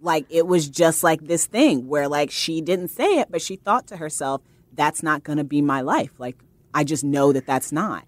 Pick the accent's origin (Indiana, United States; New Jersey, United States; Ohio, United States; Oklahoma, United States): Indiana, United States; Fort Wayne; moved away as an adult; now in New York, United States; I'm from Fort Wayne, Indiana